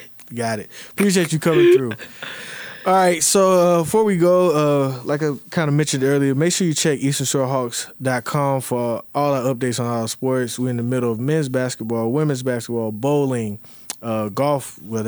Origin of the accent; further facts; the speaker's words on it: Charlotte, North Carolina, United States; So, you know, I got people I grew up with in Charlotte, you know, all over, you know, the Carolinas usually, but Atlanta, you know.